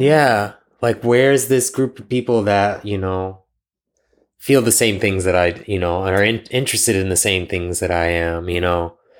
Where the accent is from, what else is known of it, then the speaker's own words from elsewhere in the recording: Pickerington, Ohio, United States; moved away; I grew up in Pickerington, Ohio